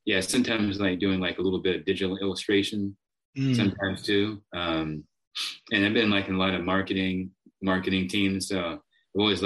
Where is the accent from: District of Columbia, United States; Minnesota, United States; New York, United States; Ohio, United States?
District of Columbia, United States; Washington; also born or lived in Austin, Texas; now in Round Rock, United States; I'm originally from the DC area. I've lived in Austin a big portion of my life, you know, probably more than half my life